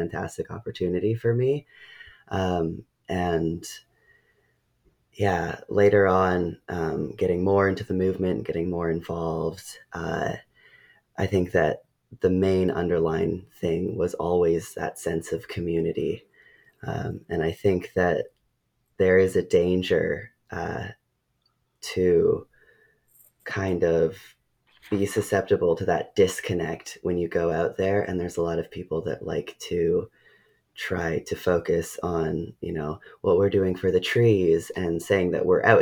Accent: Ucluelet, British Columbia, Canada; I grew up on Vancouver Island in Ucluelet

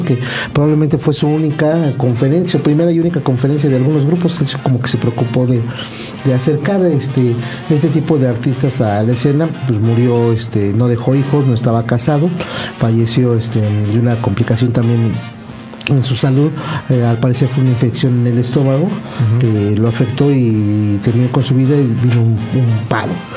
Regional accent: Mexico; aquí en nuestro país

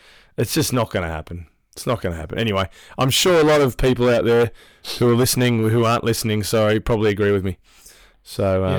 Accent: Australia; now in New Zealand; I'm an Australian, although I am a permanent resident here.

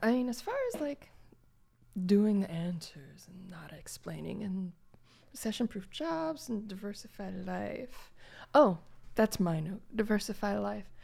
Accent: Gary, Indiana, United States; I, I grew up in Gary, Indiana

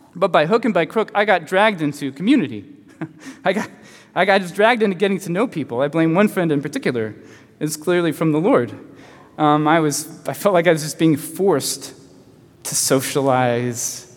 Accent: Chattanooga, Tennessee, United States; moved away as an adult; also born or lived in Tacoma, Washington; When I was 21, I left my hometown of Chattanooga

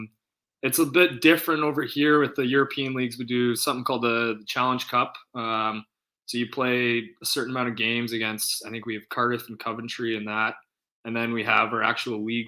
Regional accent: Brantford, Ontario, Canada; moved away as an adult; also born or lived in Connecticut / Sweden; now in Guildford, United Kingdom; I grew up playing in Brantford for the 99ers my whole way through minor hockey

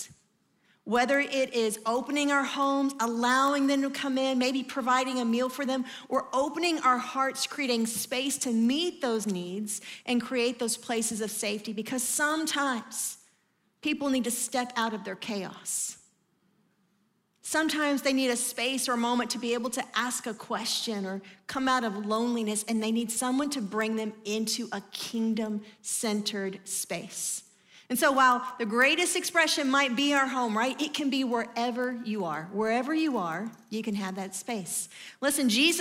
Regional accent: Atlanta, Georgia, United States; I'm from Atlanta

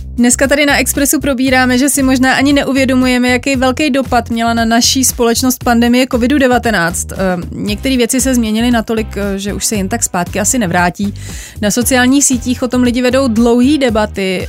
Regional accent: Bohemia, Czechia; also born or lived in Tokyo; tady u nás v Čechách

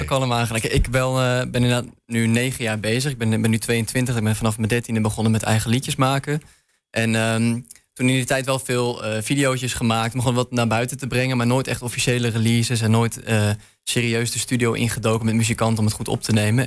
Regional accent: Leeuwarden, Friesland, Netherlands; moved away as an adult; now in Enschede, Netherlands; Ik kwam oorspronkelijk uit Leeuwarden

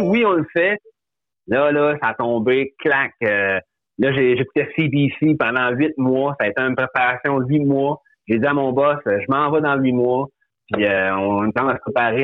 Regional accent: Quebec, Canada; on est des Québécois, on a notre famille

